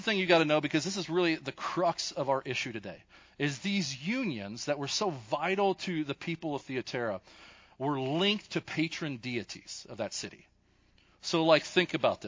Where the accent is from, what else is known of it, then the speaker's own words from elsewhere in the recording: Kentucky, United States; accent: Kentucky; my Kentucky accent